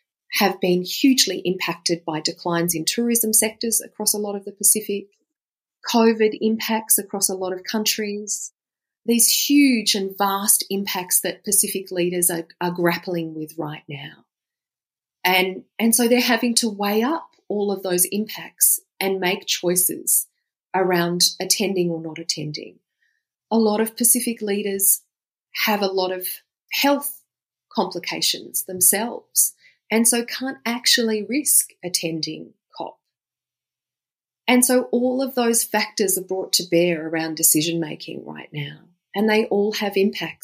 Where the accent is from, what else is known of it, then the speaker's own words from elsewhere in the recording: Australia; I'm an Australian, I am a lawyer